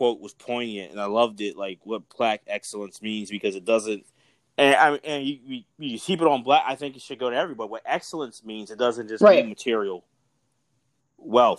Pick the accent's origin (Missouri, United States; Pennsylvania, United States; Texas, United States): Pennsylvania, United States; Philadelphia; we're from Philly